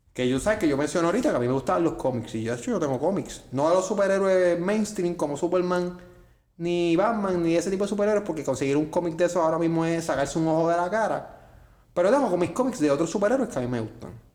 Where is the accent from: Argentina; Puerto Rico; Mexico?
Puerto Rico; San Juan; yo soy de Santurce